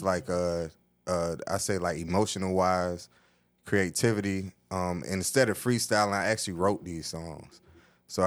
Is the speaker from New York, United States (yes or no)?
yes; New York City, New York, United States; now in Atlanta, United States; I come from New York City.